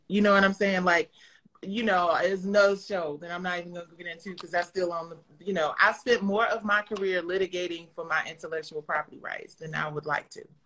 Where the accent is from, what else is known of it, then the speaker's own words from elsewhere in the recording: Detroit, Michigan, United States; I'm from Detroit